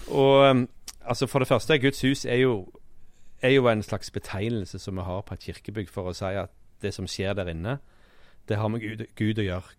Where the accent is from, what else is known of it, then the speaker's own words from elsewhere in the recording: Sandnes, Rogaland, Norway; moved away; Jeg kom jo fra Sandnes